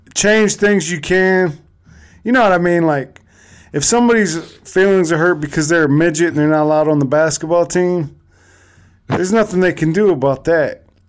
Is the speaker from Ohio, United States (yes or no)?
yes; Cleveland, Ohio, United States; I'm actually from Cleveland